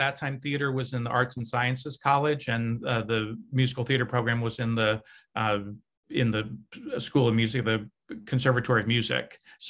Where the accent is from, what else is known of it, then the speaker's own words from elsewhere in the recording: Cincinnati, Ohio, United States; In Cincinnati, Ohio. So Midwestern, but Cincinnati is a really strong arts town